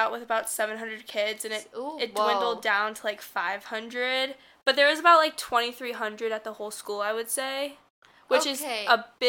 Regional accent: Central California, United States; moved away as an adult; now in New York City, United States; Okay, so I grew up in Central California. So it's, like, a farm town, basically.

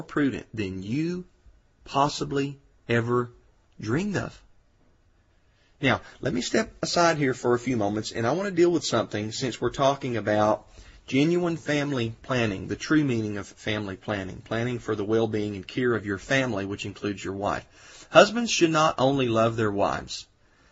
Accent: Georgia, United States; here in Georgia, my home state

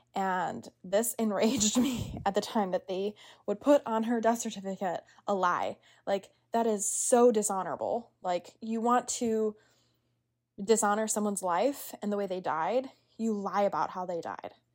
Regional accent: United States

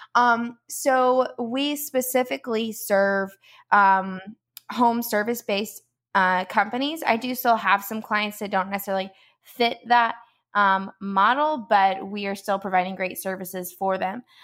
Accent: Georgia, United States; moved away as an adult; now in Palm Coast, United States; we are from Georgia, um, originally

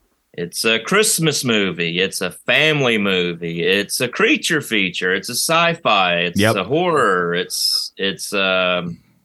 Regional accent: Wales, United Kingdom; I'm from Wales

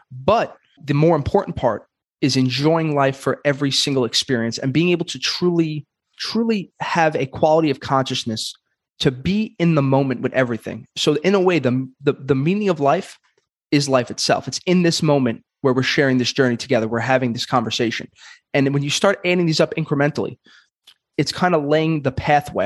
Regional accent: New York, United States; in New York, and I'm from Brooklyn

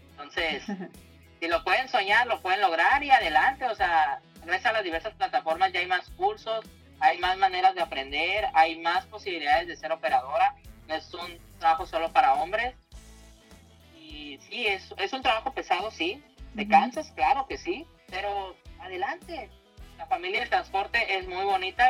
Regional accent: Tijuana, Baja California, Mexico; Yo soy aquí originaria de Tijuana.

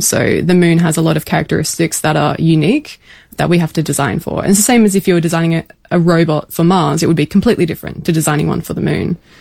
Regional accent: Pinnaroo, South Australia, Australia; born or raised there; now in Adelaide, Australia

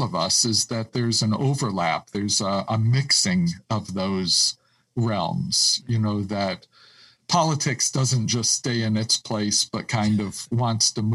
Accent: upstate New York, United States; also born or lived in Kenya; I was born in Kenya. So have a strong historic heritage related to Africa. Actually grew up in upstate New York

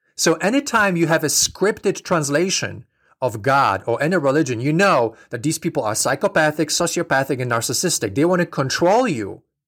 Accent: Poland; moved away; I'm from Poland originally. So I grew up in a very strict Catholic environment

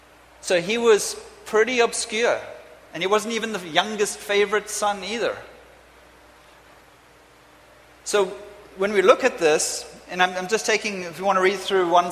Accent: England, United Kingdom; I'm off to England, because I'm English, I'm British, I'm everything, I'm a bit of a mutt.

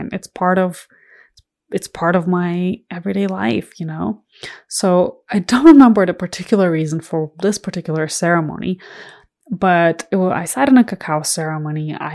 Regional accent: Ireland; my immediate family, so my parents and my siblings, live in Ireland. And I grew up in Ireland from the age of 12. I went to high school there.

